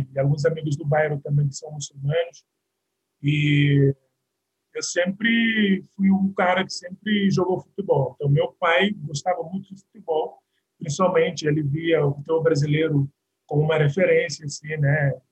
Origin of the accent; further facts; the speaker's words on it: Bissau, Guinea-Bissau; Sim, bom, a minha infância é, é, em Bissau foi muito tranquila.